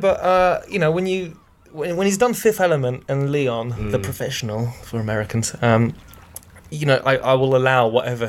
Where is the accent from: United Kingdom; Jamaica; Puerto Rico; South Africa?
United Kingdom; born or raised there; also born or lived in France